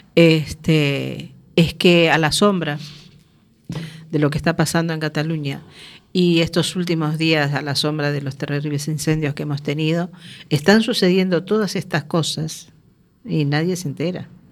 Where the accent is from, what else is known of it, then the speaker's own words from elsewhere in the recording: Uruguay; yo soy uruguaya